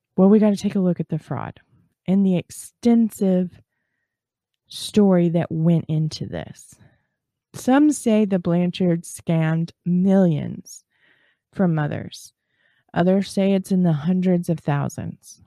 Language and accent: English; Texas, United States; I'm from Texas. And down here in Texas